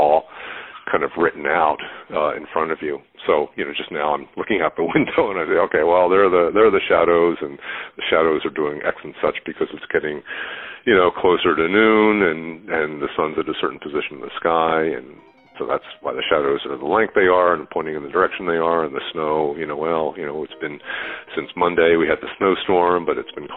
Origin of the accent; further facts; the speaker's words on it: Philadelphia, Pennsylvania, United States; now in Boston, United States; I'm in Boston. I grew up in Philadelphia